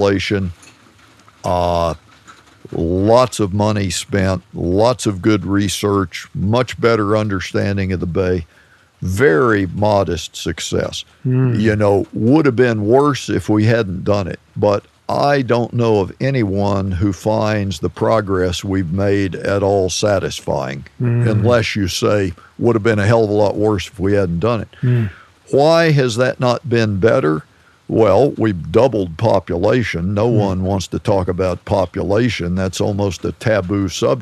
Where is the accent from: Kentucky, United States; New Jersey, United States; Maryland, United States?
Maryland, United States; Federalsburg; The Marshy Hope Creek, which was the river that flowed through my hometown, Federalsburg.